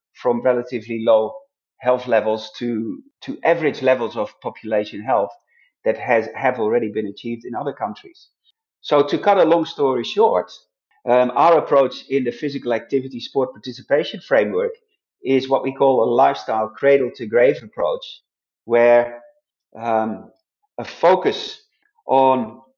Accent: Netherlands; moved away; my home country, where I originally came from, the Netherlands

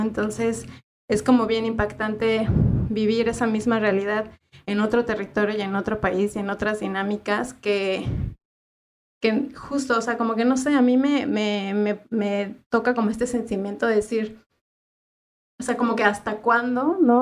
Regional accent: Mexico; moved away as an adult; now in Uruguay; la misma realidad que se vive en mi país

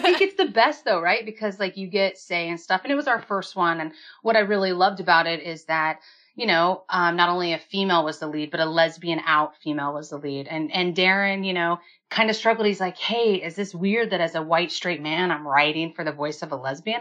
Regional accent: Kansas, United States; I'm from Kansas

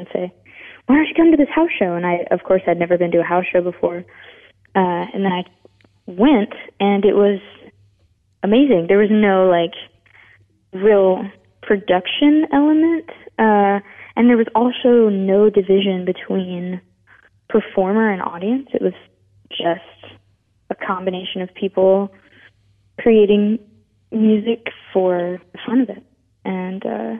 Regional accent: Memphis, Tennessee, United States; now in Nashville, United States; I was born in Memphis, and then we moved around a lot, but we moved back 1 year before I started kindergarten

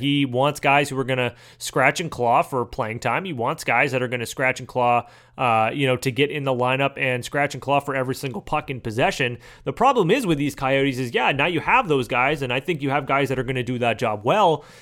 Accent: Manchester, New Hampshire, United States; my hometown Manchester

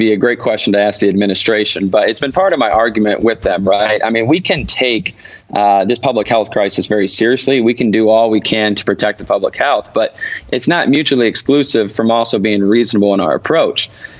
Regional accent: Petoskey, Michigan, United States; Yeah, so I'm from a town called Petoskey.

